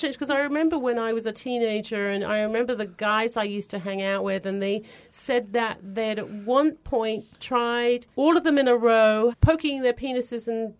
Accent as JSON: {"language": "English", "region": "England", "country": "United Kingdom", "said": "In England, there's lots of churches."}